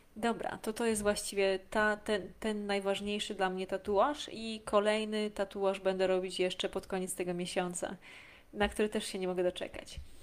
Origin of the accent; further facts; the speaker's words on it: a small village in Lesser Poland, Poland; ja pochodzę z małej wsi w Małopolsce